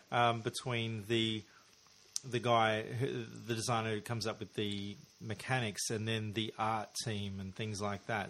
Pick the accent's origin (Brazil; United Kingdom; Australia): Australia; as an Australian listener